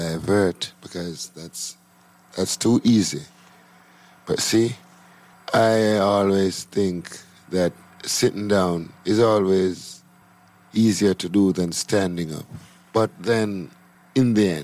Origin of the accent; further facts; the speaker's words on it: Jamaica; also born or lived in Clarendon, Jamaica / Kingston, Jamaica; I was born in St. Catherine, and I was brought up between St. Catherine, Clarendon, and Kingston. I live in St. Andrew at the moment